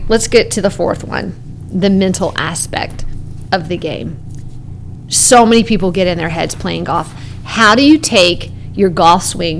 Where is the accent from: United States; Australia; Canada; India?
Canada; Yeah, I grew up in Canada and played hockey.